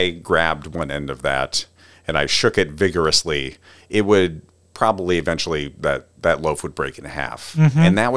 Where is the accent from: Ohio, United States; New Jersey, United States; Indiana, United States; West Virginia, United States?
New Jersey, United States; Cherry Hill; moved away; originally I'm from Cherry Hill, New Jersey.